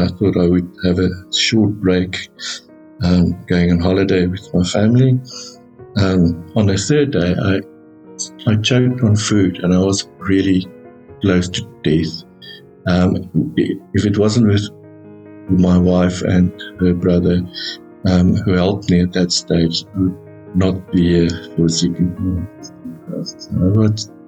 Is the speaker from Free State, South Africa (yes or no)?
yes; Bloemfontein, Free State, South Africa; moved away as an adult; now in Centurion, South Africa; I was born and educated in Bloemfontein. I stayed there for my first 46 years.